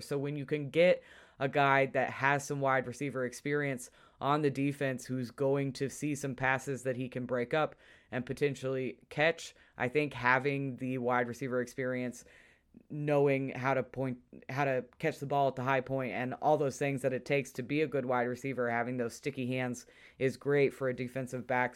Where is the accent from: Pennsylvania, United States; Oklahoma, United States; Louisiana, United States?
Oklahoma, United States; hometown near Pawhuska; my hometown at our high school football stadium